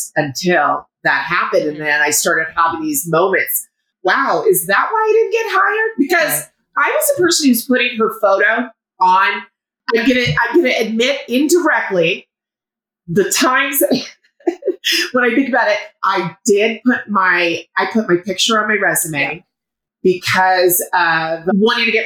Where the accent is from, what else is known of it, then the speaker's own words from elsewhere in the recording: Colorado, United States; also born or lived in France; I was born in France, raised in Colorado. Parents are from Houston.